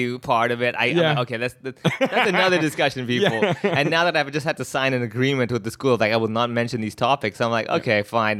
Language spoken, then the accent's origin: English; Hong Kong; Born and raised in Hong Kong, third generation Indian family over here. Went to a local Cantonese school, was one of the maybe, like, four other non-Chinese kids in school.